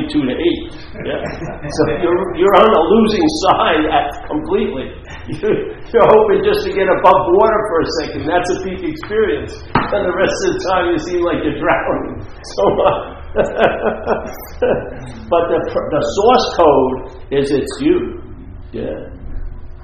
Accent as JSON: {"language": "English", "town": "New York City", "region": "New York", "country": "United States", "tie": "born or raised there", "said": "where I grew up, near where I grew up, Franklin Square in Queens"}